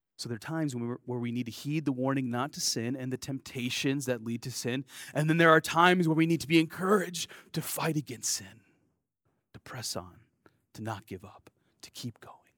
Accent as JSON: {"language": "English", "country": "United States", "accent": "American", "said": "my American accent"}